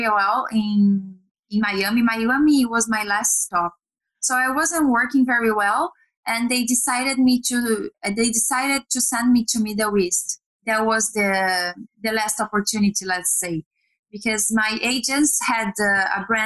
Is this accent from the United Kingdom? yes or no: no; Brazil; moved away as an adult; I'm Brazilian. I was born and raised in Brazil.